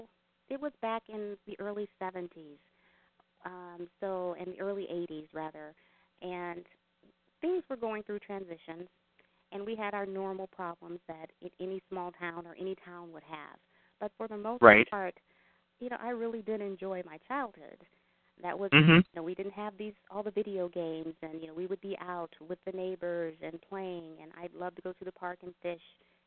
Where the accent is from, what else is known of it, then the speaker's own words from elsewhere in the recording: O'Fallon, Illinois, United States; also born or lived in Lebanon, Illinois; I actually did grow up here, right near Skye Air Force Base in Lebanon and O'Fallon, Illinois. I moved around the country, but a few years ago, I did come back home. So this is home.